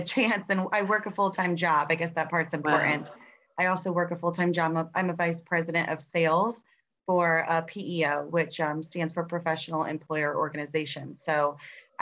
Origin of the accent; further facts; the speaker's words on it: Tampa, Florida, United States; I'm from Tampa, Florida. Born and raised here, so I'm what you call a Tampanian